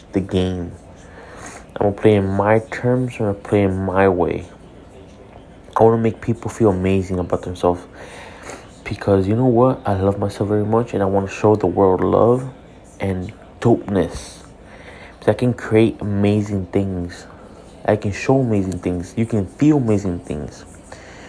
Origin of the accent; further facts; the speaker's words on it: Hialeah, Florida, United States; I'm a kid from Hialeah